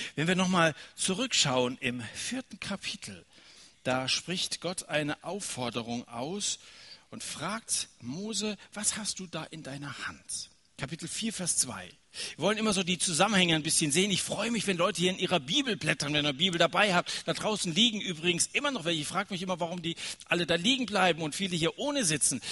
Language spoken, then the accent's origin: German; Germany; wir als Deutsche